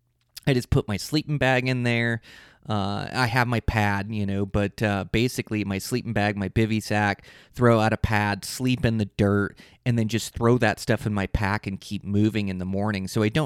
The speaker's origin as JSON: {"language": "English", "region": "Montana", "country": "United States", "tie": "born or raised there", "said": "I planned a trip the last week of bow season, my home state of Montana."}